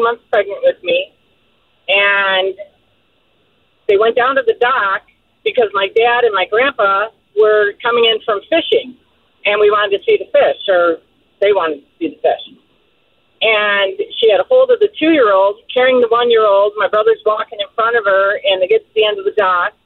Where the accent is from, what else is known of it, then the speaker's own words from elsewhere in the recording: Detroit, Michigan, United States; I grew up in Detroit, Michigan